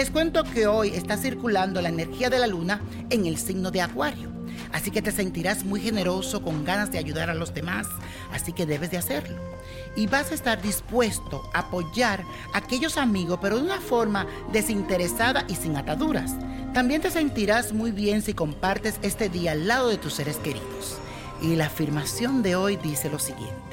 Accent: Venezuela; yo nací el 30 de septiembre del 1973 y soy venezolana

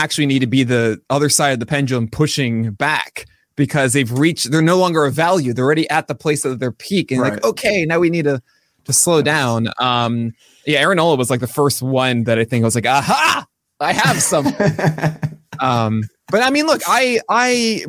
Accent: New York City, New York, United States; growing up in Brooklyn

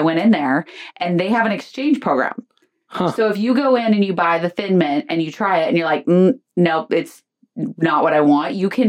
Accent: Oregon, United States; I'm from Oregon.

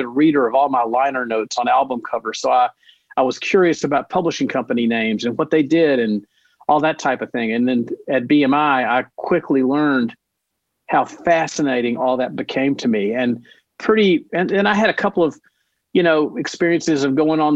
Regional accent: Nashville, Tennessee, United States; I'm born and raised in Nashville.

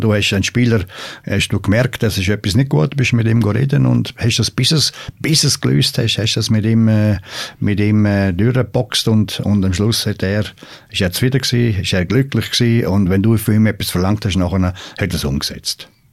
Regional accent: Switzerland; vor allem nicht als Schweizer

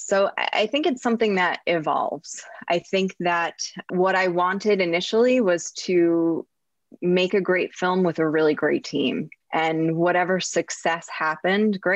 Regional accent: New Jersey, United States; I'm from New Jersey

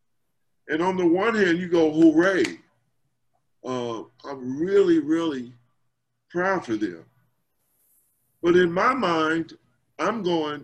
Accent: Louisville, Kentucky, United States; as a child growing up in Louisville

